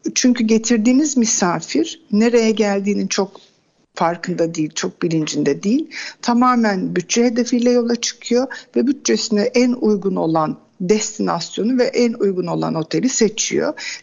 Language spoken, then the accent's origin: Turkish; Kuşadası, Aydın, Turkey; Ben Kuşadası doğumluyum.